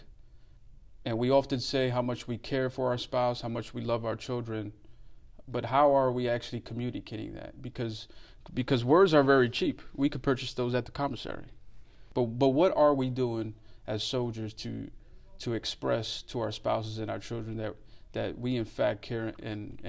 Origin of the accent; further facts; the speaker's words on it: New York City, New York, United States; also born or lived in Colombia; I was born and raised in Brooklyn, New York City